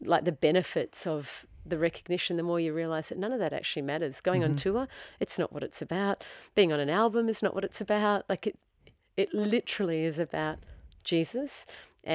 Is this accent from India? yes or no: no; Australia; being Aussie